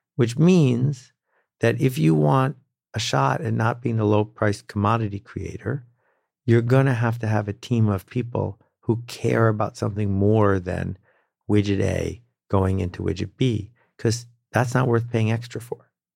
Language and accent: English; Northern Canada, Canada; I grew up in Northern Canada and became a canoeing instructor when I was sixteen